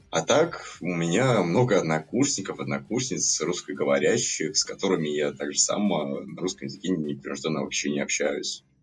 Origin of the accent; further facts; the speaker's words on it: Latvia; Ну, да, с Латвии.